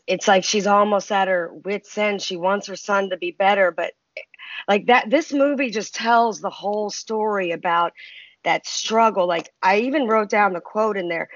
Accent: Baltimore, Maryland, United States; I grew up in Baltimore

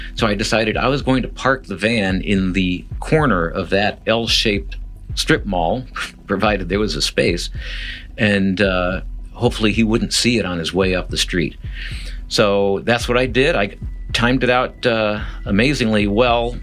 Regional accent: Midwest, United States; now in San Diego, United States; I'm from the Midwest

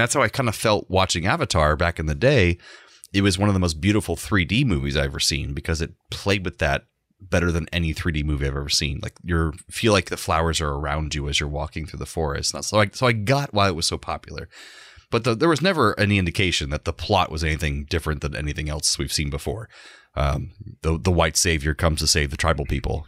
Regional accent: Orlando, Florida, United States; I grew up and live in Orlando all this time.

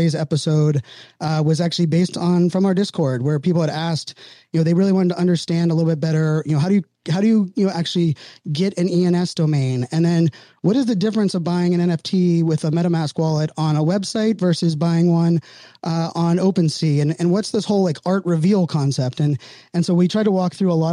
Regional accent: Pittsburgh, Pennsylvania, United States; I was born and raised in Pittsburgh.

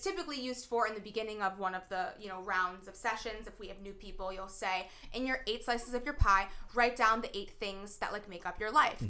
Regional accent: New Jersey, United States; now in New York, United States; I'm from New Jersey, but now I am a New Yorker

